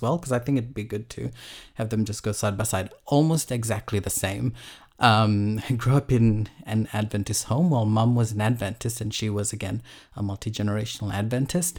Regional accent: Fiji; I grew up in Fiji

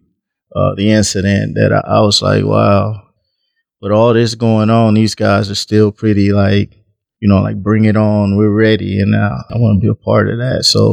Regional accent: between Texas and Mississippi, the South, United States; now in Omaha, United States; I grew up in the South, between Texas and Mississippi. Moved to Omaha, and actually I'm an Omahan now.

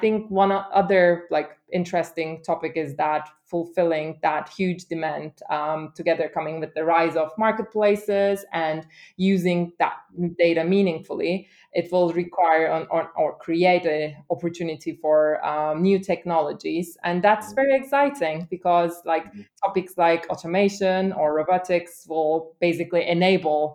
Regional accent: Istanbul, Turkey; also born or lived in London, United Kingdom / Germany; now in Hamburg, Germany; I'm originally from Istanbul and have studied German and have been living in London for some time

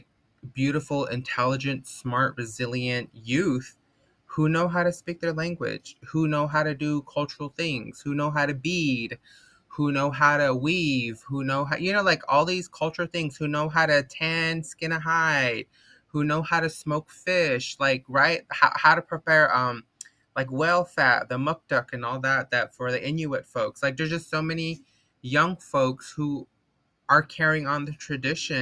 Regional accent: Kayenta, Arizona, United States; now in Los Angeles, United States; I am originally from Kayenta, Arizona, from the Navajo Nation, but I currently live on unceded occupied Tongva territory here in West Los Angeles

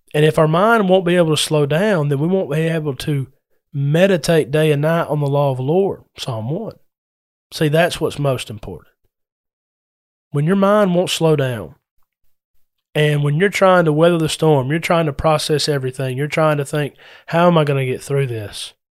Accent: Adairsville, Georgia, United States; moved away; my hometown of Adairsville

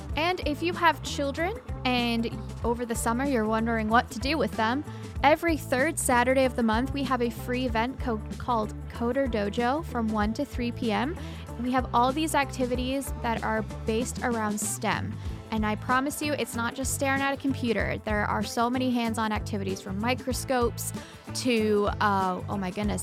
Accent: Scotland, United Kingdom; now in Cedar Rapids, United States; I grew up, I was born in Scotland, and I, um, immigrated here and got my Oh my goodness, my citizen trip when I was, uh, sixteen.

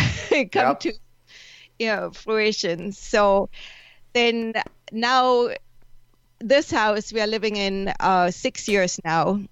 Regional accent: Germany; now in San Diego, United States; I grew up in Germany

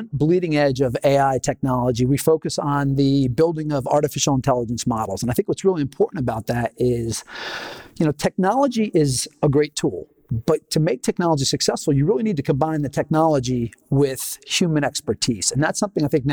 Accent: Philadelphia, Pennsylvania, United States; moved away as an adult; also born or lived in Los Angeles, California; I was from Philadelphia originally

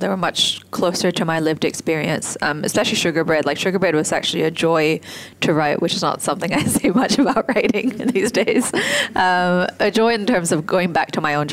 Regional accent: Singapore; my experience in Singapore

